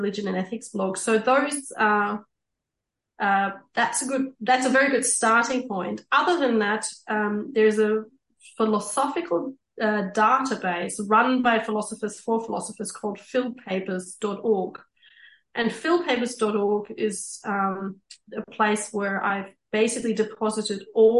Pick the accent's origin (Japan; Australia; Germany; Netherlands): Germany; East Germany; moved away; I grew up in East Germany